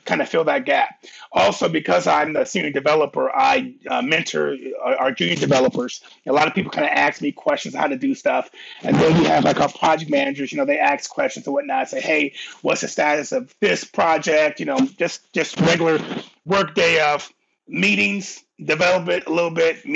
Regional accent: Cleveland, Ohio, United States; also born or lived in Columbus, Ohio; I'm from Cleveland. I'm from Cleveland. Moved to Columbus when I was like 11, fifth grade.

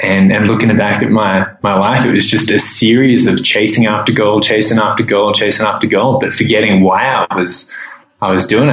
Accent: Australia; moved away as an adult; also born or lived in Thailand; growing up in Australia

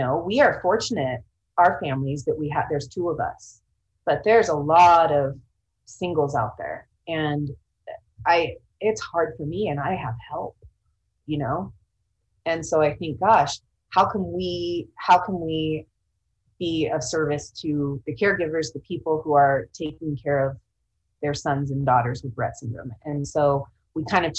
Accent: Sacramento, California, United States; also born or lived in Central Oregon; now in Seattle, United States; I'm originally from the Sacramento area

